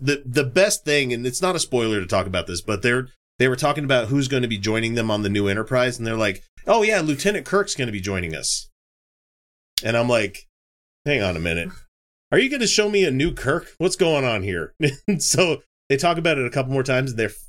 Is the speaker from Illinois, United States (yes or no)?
no; Kentucky, United States; I'm from Kentucky.